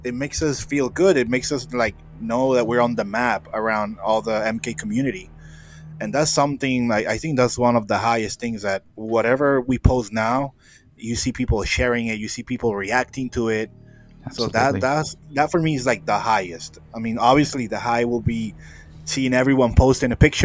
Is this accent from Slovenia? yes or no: no; Puerto Rico; I'm from Puerto Rico